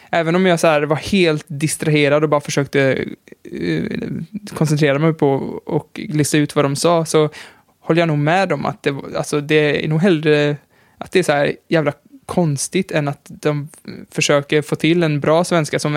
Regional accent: Sweden; Nej, men jag är ju svensk i alla fall.

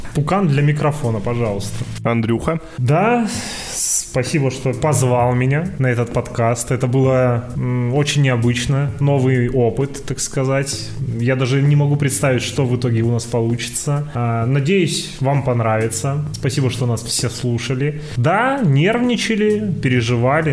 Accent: Novosibirsk, Novosibirsk Oblast, Russia; я просто человек из Новосибирска

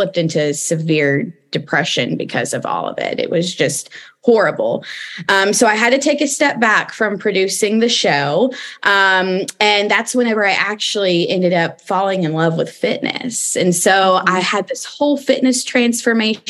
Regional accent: East Tennessee, United States; moved away as an adult; also born or lived in Los Angeles, United States; I am originally from East Tennessee

